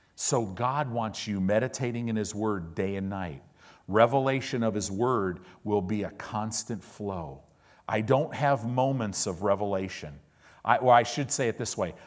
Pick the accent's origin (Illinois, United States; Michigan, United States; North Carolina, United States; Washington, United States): Illinois, United States; also born or lived in Oklahoma; now in Southern California, United States; I live in Southern California. I paid my dues. I lived in the Midwest. I grew up in Illinois